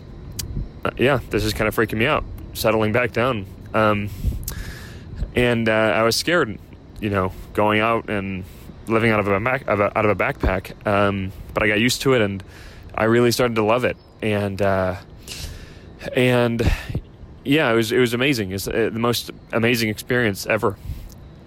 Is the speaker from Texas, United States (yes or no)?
no; Chicago, Illinois, United States; now in Southern California, United States; I grew up in Chicago